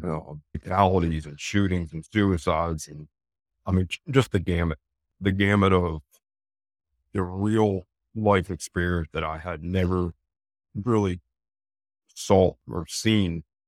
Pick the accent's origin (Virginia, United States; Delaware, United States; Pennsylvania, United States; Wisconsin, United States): Pennsylvania, United States; Eastern; moved away as an adult; also born or lived in York, Pennsylvania; now in Charlotte, United States; back up to my hometown